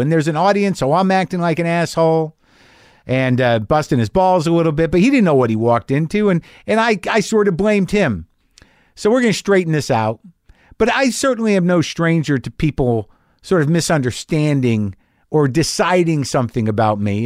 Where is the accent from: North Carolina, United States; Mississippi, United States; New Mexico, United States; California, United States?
New Mexico, United States; I grew up in New Mexico